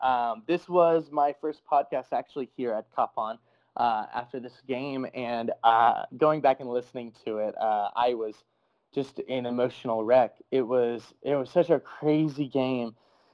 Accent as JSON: {"language": "English", "country": "United States", "tie": "born or raised there", "said": "And as an American growing up in my house"}